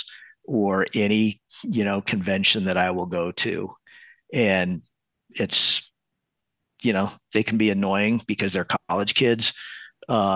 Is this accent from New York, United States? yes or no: no; New Mexico, United States; moved away as an adult; also born or lived in Los Angeles, California; now in Denver, United States; I grew up in New Mexico and, you know, my parents had horses and cattle and llamas and stuff like that.